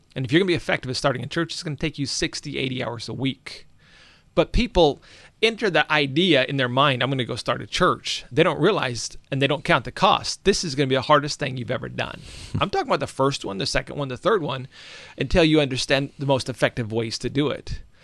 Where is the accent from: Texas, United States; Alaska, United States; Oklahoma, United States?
Alaska, United States; I grew up in Alaska